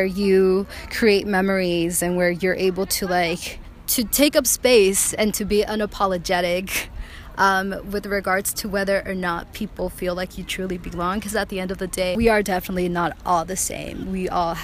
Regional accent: Rio Grande Valley, South Texas, United States; moved away; the Rio Grande Valley, which is where I'm originally from

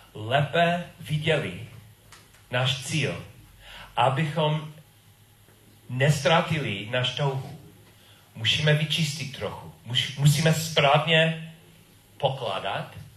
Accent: United States; Czech is a second language; moved away; jsem Američan a byl jsem v Americe a moje rodiči taky

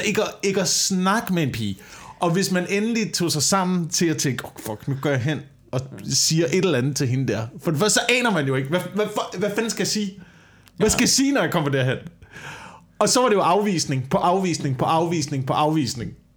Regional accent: Slagelse, Zealand, Denmark; der hvor jeg voksede op i Slagelse

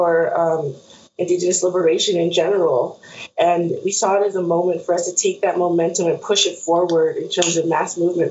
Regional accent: San Ildefonso Pueblo, New Mexico, United States; also born or lived in Albuquerque; I'm from the Pueblo of San Ildefonso. I'm Tewa from northern New Mexico.

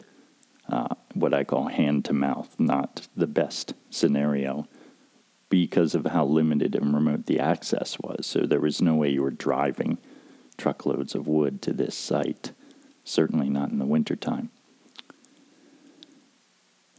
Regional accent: Pennsylvania, United States; moved away as an adult; also born or lived in Pocahontas County, West Virginia; growing up in Pennsylvania.

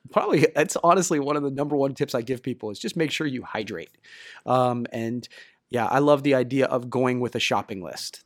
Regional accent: Ohio, United States; I'm from Ohio, the Midwest, and so much more humidity

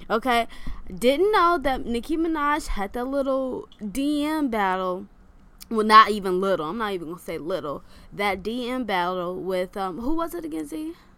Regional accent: Michigan, United States; moved away; I'm from Michigan

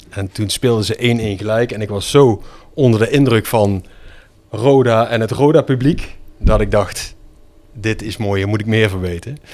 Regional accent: Geleen, Limburg, Netherlands; accent: Limburgish; moved away as an adult; also born or lived in Schinnen / Brabant; now in Nijmegen area, Netherlands; ik ben... geboren in het ziekenhuis in Geleen en toen woonden mijn ouders in Schinnen. Mm. Dus eh, daar heb ik eh, de eerste jaren gewoond. Toen zijn we verhuisd naar uh, Geleen en daarna naar Münster Geleen.

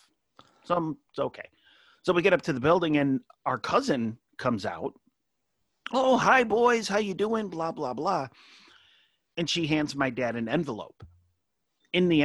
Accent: Utica, New York, United States; now I'm from Utica, New York.

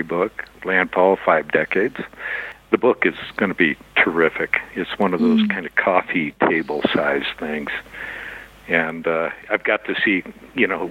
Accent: Cupertino, California, United States; moved away as an adult; also born or lived in Chicago, Illinois; now in Santa Fe, United States; I grew up in Cupertino, California before Apple arrived there

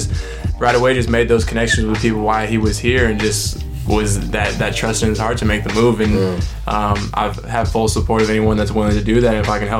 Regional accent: Hayward, California, United States; I'm from Hayward, which is, like, 15, 20 minutes outside of Oakland.

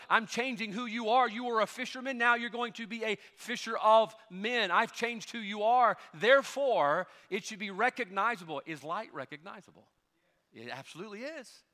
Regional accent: United States; I'm an American

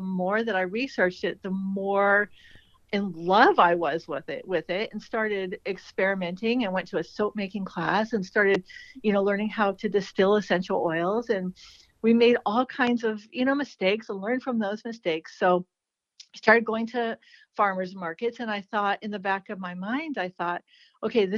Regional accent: California desert, United States; moved away as an adult; also born or lived in San Diego; now in Willamette Valley, Oregon, United States; I grew up in the California desert

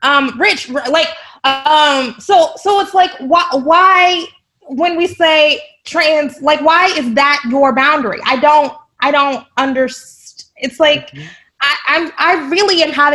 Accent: United States; also born or lived in Texas; I'm from Oklahoma and Texas

